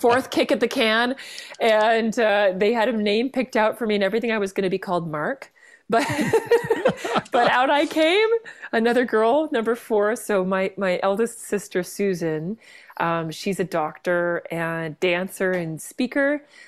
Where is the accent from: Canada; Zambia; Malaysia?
Canada; Vancouver, British Columbia; now in Ontario, Canada; I grew up in Vancouver, um, among the mountains and the sea, which I miss every day out here in, in, in, uh, Ontario.